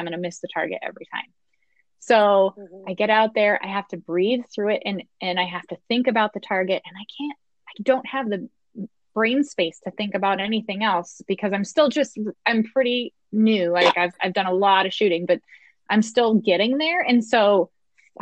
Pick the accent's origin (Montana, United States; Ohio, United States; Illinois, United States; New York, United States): Montana, United States; I'm from Montana and I grew up here